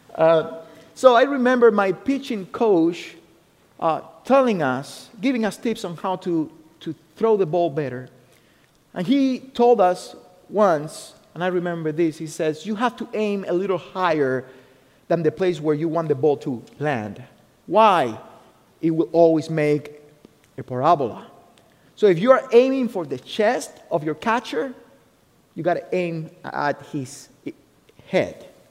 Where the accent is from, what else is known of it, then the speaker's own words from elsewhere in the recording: Cuba; English is a second language; moved away as an adult; also born or lived in Ohio, United States; now in United States; I was born in Cuba. I was born in Cuba and uh, I came to the US in 2008